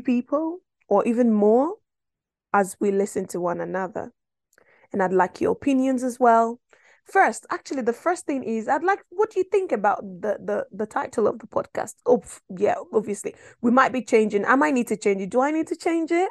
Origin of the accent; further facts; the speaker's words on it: Nigeria; moved away; I'm originally from West Africa, Nigeria, to be precise.